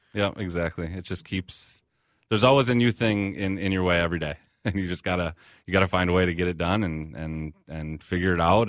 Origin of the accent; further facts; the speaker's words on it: Burnsville, Minnesota, United States; we're also Minnesotans. Like, I grew up here, you know, I'm, I'm a Midwesterner